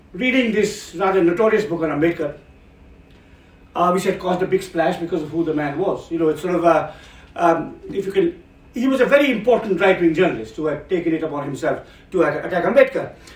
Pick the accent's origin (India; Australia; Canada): India; Himalayan foothills, Uttar Pradesh, Uttarakhand; also born or lived in South India (family); now in Bangalore, India; my family comes from South India. I was born and raised in the Himalayan foothills.